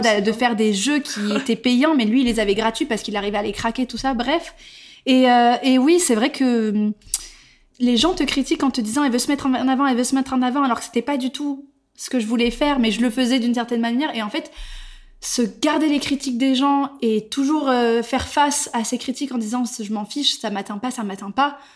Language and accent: French; Bordeaux, Nouvelle-Aquitaine, France; moved away as an adult; also born or lived in Barcelona / Paris; Je suis originaire de Bordeaux